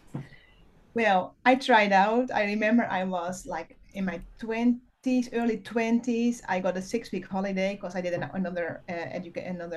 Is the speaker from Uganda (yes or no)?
no; Netherlands; moved away as an adult; now in Peru; I'm from the Netherlands, so it's kind of far away.